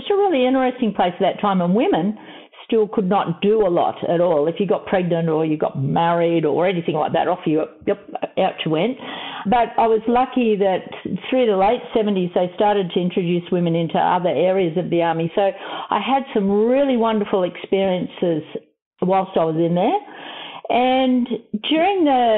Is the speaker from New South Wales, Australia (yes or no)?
no; Melbourne, Victoria, Australia; I grew up in Melbourne, and I was adopted